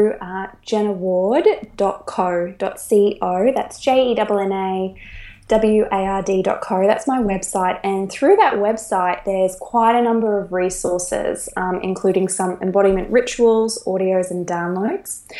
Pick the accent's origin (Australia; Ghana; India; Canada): Australia; moved away; I'm an Australian right now living around the world